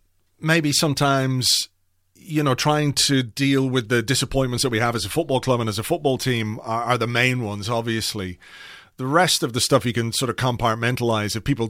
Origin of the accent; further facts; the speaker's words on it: England, United Kingdom; also born or lived in Croydon; I'm not from, even though I was born in Croydon. And grew up in England.